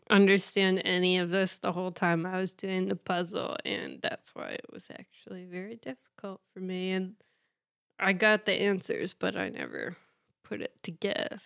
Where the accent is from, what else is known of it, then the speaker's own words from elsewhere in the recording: Indiana, United States; I'm from Indiana